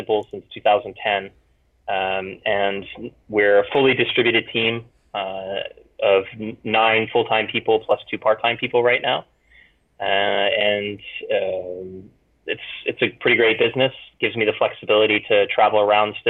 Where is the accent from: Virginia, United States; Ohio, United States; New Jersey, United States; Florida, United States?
Florida, United States; moved away as an adult; also born or lived in Europe / Hawaii; I grew up in Florida and then traveled around a bit, met my wife in Europe, and then we moved back to Florida, moved to Hawaii, went around